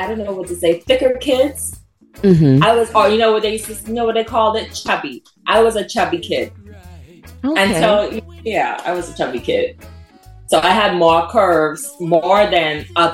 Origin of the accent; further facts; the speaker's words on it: Freeport, Grand Bahama, Bahamas; my hometown in Freeport, Grand Bahama